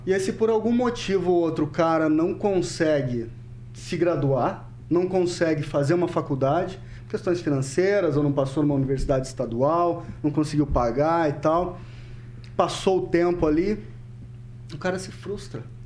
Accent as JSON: {"language": "Portuguese", "town": "Cornélio Procópio", "region": "Paraná", "country": "Brazil", "tie": "born or raised there", "also_born_or_lived": "Curitiba / Londrina / Ponta Grossa", "said": "nasci né, em Cornélio Procópio, vivi lá até os meus 18 anos"}